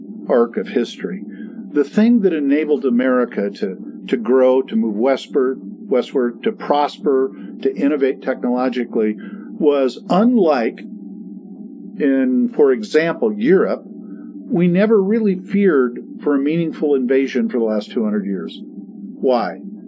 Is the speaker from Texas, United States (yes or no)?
no; Vancouver, Washington, United States; Now, I grew up in Washington State. I grew up in Vancouver, Washington, Vancouver, USA.